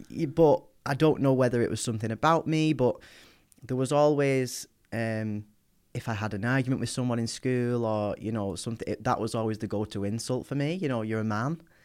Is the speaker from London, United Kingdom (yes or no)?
no; Wigan, North West England, United Kingdom; I grew up in Wigan, in the northwest.